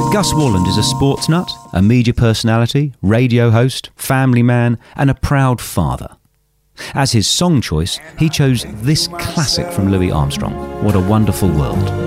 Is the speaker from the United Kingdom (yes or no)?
yes; Plymouth, South West England, United Kingdom; also born or lived in Somerset; now in Australia; I was born in Plymouth. Oh. My father was in the Royal Navy for 30 years. Oh. All my family's from Somerset